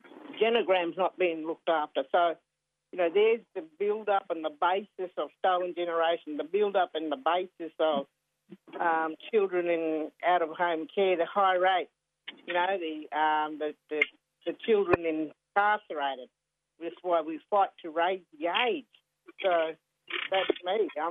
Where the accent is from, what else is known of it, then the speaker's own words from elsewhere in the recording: Queensland, Australia; moved away as an adult; now in Victoria, Australia; I'm down from Queensland, proud Ginnaburra Bundjerung woman